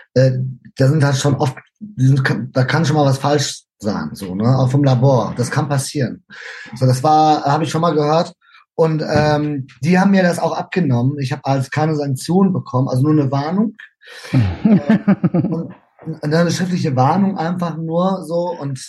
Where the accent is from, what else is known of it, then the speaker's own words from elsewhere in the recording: Germany; also born or lived in Spain; now in Norway; da ich aber Deutscher bin